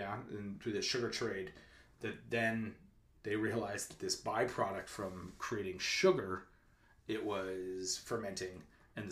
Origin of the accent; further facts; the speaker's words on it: East Coast, New Jersey, New York, Northeast, United States; I grew up on the East Coast, in Northeast, Jersey, New York.